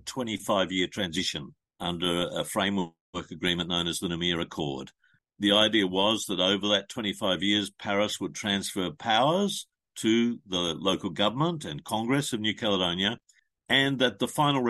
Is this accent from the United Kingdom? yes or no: no; Australia; an Australian citizen